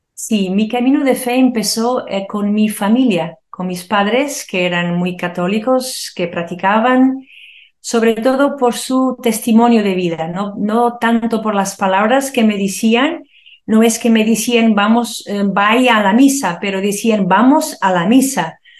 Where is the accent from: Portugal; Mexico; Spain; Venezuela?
Portugal; Porto, Norte; cuando éramos muy pequeños todavía mi papá se murió en un accidente, nos mudamos a una otra ciudad del Oporto